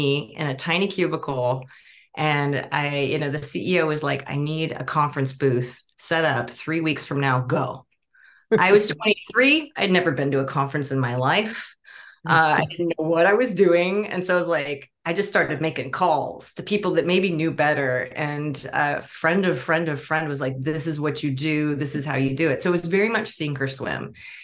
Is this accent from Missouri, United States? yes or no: no; Bay Area, California, United States; I grew up in the Bay Area. I was actually on the same exit as the Google headquarters